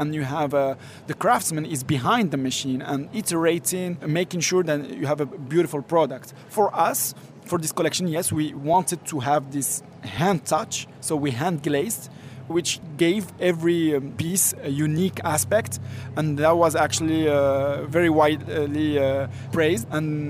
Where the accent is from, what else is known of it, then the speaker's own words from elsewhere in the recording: Morocco; I usually give this analogy, like I grew up in Morocco and, you know, in the 80s, you had a wheeler who does the ceramics